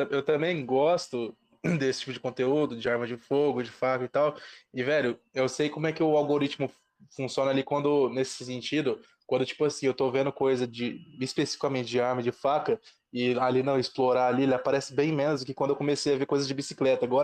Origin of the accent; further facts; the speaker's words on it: near Porto Alegre, Rio Grande do Sul, Brazil; Sou aqui do sul, pertinho de Porto Alegre.